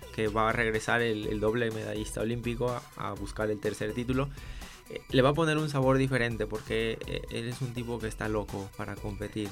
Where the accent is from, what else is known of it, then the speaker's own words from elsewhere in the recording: Jojutla, Morelos, Mexico; moved away as an adult; now in Guadalajara, Mexico; Yo soy originario de Jojutla, Morelos eh, no sé si te suenes por el terremoto que fue hace dos años. Ahí nací, ahí viví hasta los 18 años